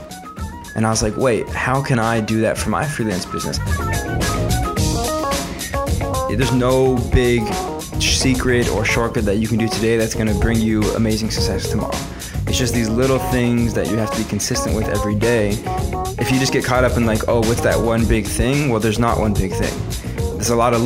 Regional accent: Los Angeles, California, United States; moved away as an adult; also born or lived in San Diego / Bangkok; now in Tel Aviv, Israel; I was born and raised in Los Angeles

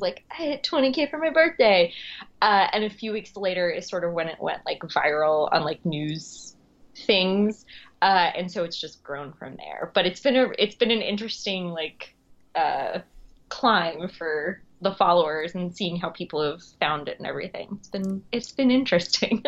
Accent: Long Island, New York, United States; also born or lived in Queens, New York; I'm originally from Long Island, uh, and I live in Queens now

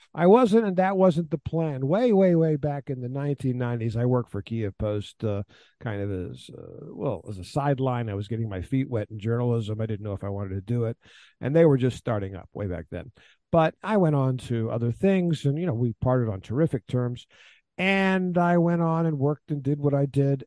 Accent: Houston, Texas, United States; moved away as an adult; also born or lived in Ukraine / Afghanistan; now in Kyiv, Ukraine; I'm from Houston, Texas. I'm a native born American

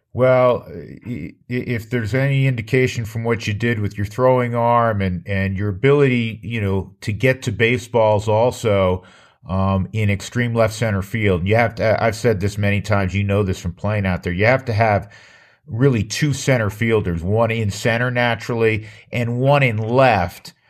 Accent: New York, United States; I'm from New York

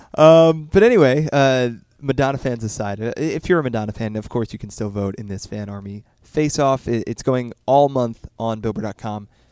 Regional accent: Philadelphia, Pennsylvania, United States; I'm from the Philly area

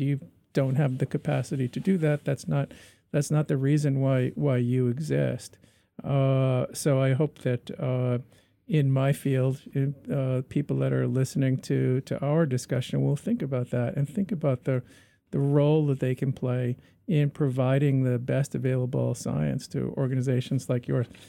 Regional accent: Canada; we're Canadian

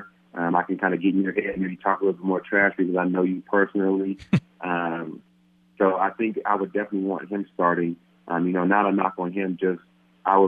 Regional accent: Palm Desert, California, United States; moved away as an adult; now in Denver, United States; my hometown of Palm Desert, California

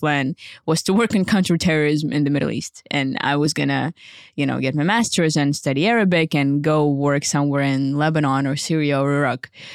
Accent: Ukraine; you introduce yourself as Ukrainian right now

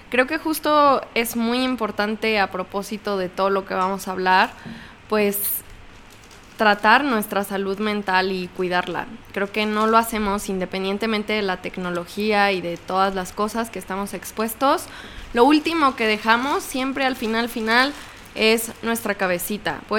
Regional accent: Mexico; soy un mexicano promedio.

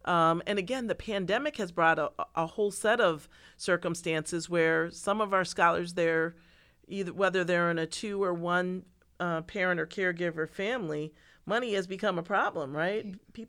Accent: Pittsford, New York, United States; So I grew up in Pittsford, and which is a very affluent community, right? Rochester is not affluent.

